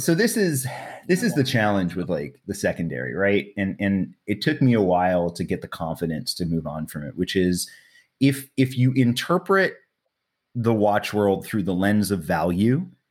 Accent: New York City, New York, United States; moved away as an adult; now in California, United States; New York City, man. I grew up in Manhattan

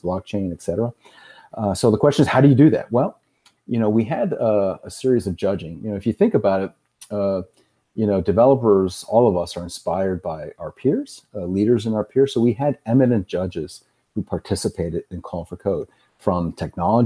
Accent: Puerto Rico; moved away; I grew up in Puerto Rico.

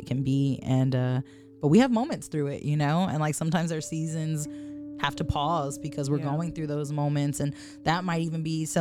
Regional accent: Austin, Texas, United States; We are rooted in Austin

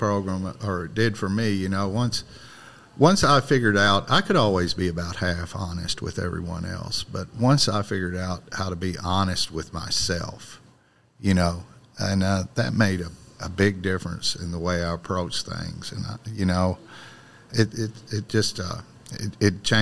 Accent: Ballard County, Kentucky, United States; Ballard County, Kentucky, in the river bottom

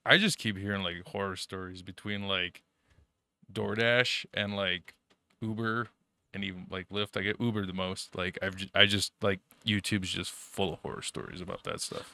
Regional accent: Germany; moved away; growing up in Germany, you know, your, your poor little refugee kid

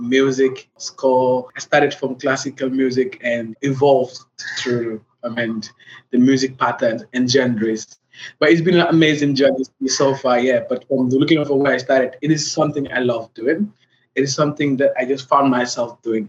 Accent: Gambia; from The Gambia.

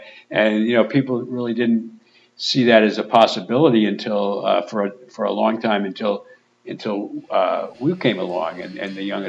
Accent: Pawtucket, Rhode Island, United States; I'm from Pawtucket

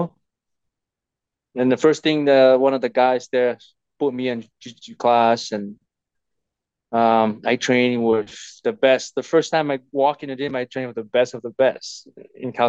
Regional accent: Tonga; moved away; when I was growing up in Tonga

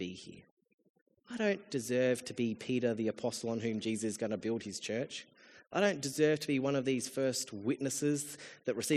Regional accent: Australia; as an Australian

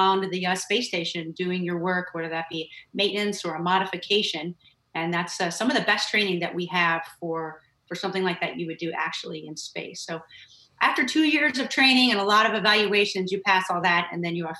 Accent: Northern California, United States; moved away as an adult; I grew up in Northern California with my family

